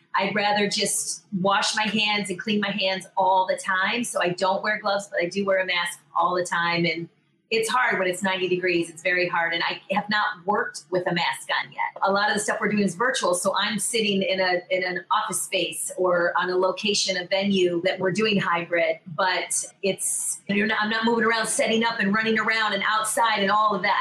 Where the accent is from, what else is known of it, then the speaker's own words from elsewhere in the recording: New York, United States; I'm a New Yorker